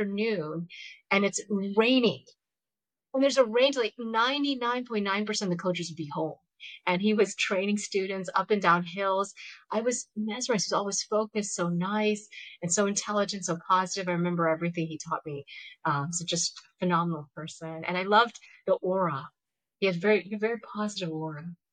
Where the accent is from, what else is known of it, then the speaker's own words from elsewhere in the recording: Georgia, United States; I grew up in Georgia